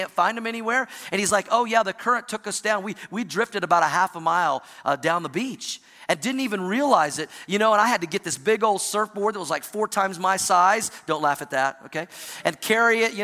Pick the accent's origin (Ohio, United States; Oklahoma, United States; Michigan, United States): Oklahoma, United States; also born or lived in Missouri / Indiana; now in Colorado, United States; I grew up in the Midwest in Oklahoma, spent some time in Missouri and Indiana, now live in Colorado